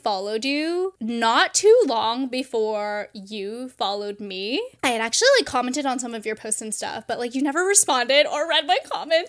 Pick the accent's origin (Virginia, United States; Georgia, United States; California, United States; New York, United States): California, United States; now in Pacific Northwest, United States; and I'm from California.